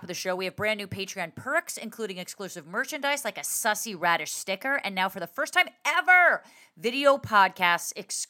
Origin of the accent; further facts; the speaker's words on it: Englewood, New Jersey, United States; I was born in Englewood